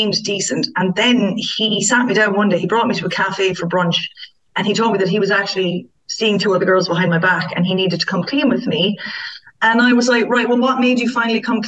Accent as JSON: {"language": "English", "country": "Ireland", "said": "as Irish girls"}